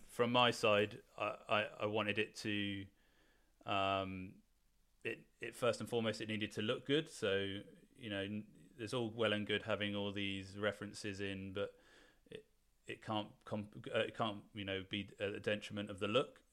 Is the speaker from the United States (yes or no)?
no; Weymouth, South West England, United Kingdom; I'm actually originally from Weymouth